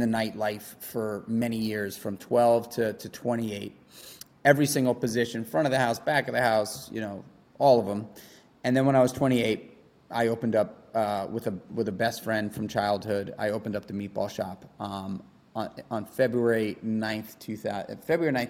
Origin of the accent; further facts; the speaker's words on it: New York City, New York, United States; also born or lived in Brooklyn; I grew up in New York City in Manhattan